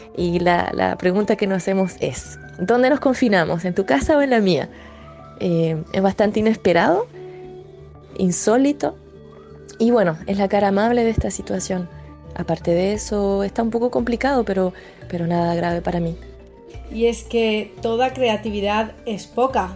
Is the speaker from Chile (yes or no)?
yes; Chile; now in Marseille, France; soy chilena, vivo en Marsella desde hace varios años